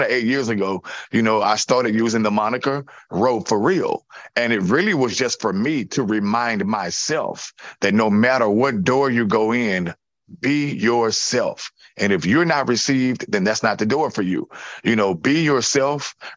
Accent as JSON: {"language": "English", "region": "Louisiana", "country": "United States", "tie": "born or raised there", "also_born_or_lived": "New Orleans", "said": "I was born in Louisiana, but I choose to be in New Orleans"}